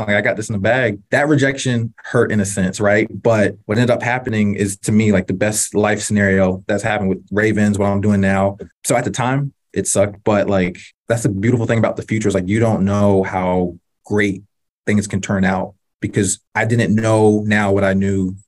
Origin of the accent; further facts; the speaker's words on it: North Carolina, United States; I grew up in North Carolina